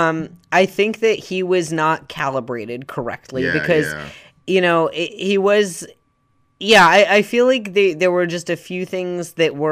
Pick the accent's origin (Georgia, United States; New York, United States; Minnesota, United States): Georgia, United States; Savannah; so the dirt mall looks exactly like where I grew up outside of Savannah, Georgia.